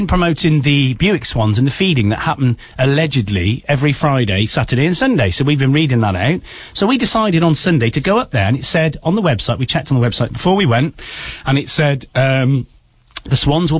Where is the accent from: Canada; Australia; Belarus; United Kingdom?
United Kingdom; we as British people